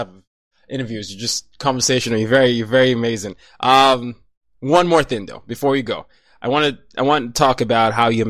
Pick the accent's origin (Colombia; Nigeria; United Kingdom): Nigeria; now in United States; Every time I go back to Nigeria, everybody wants to hear my accent because I sound different from the typical Nigerian.